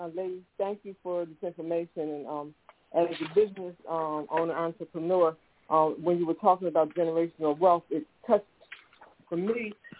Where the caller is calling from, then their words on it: Philadelphia, Pennsylvania, United States; I'm calling from Philadelphia, Pennsylvania.